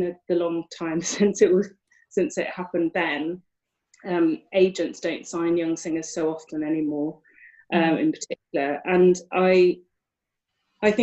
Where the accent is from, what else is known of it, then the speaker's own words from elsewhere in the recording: United Kingdom; also born or lived in Liverpool; I'm a British mezzo-soprano, or mezzo-contralto really, and I am currently at home, not working, in Liverpool.